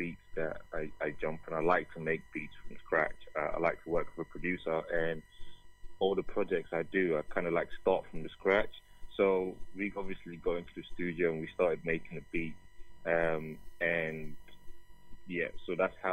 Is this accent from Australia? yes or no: no; Nigeria; am a Nigerian. I'm Igbo